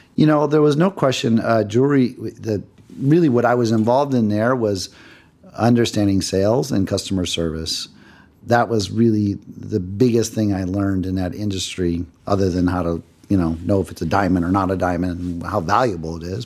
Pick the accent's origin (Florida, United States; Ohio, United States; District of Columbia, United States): Ohio, United States; Cleveland; moved away as an adult; now in Los Angeles, United States; I grew up in Cleveland, Ohio. I was there until uh, I was 18 years old.